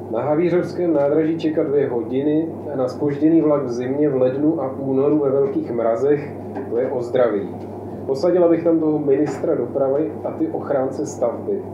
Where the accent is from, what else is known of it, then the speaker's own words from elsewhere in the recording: Ostrava, Moravian-Silesian Region, Czechia; já jsem taky z Ostravy